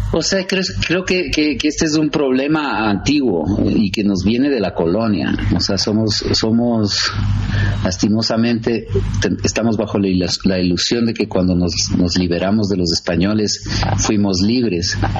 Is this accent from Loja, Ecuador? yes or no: no; Quito, Pichincha, Ecuador; also born or lived in United States; nací aquí. Sí, soy, soy quiteño